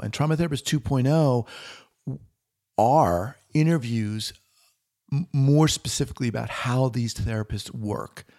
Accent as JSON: {"language": "English", "region": "New York", "country": "United States", "also_born_or_lived": "San Francisco / Los Angeles", "moved": "as an adult", "lives_now": "Bend, Oregon, United States", "said": "originally from, uh, New York, born in Manhattan"}